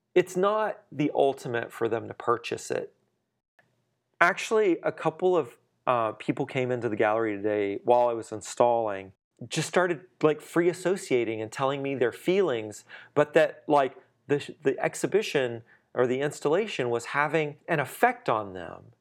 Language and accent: English; southwestern Louisiana, United States; moved away as an adult; now in Dallas, United States; Louisiana, southwestern Louisiana, actually not far from Houston, between Lake Charles and Lafayette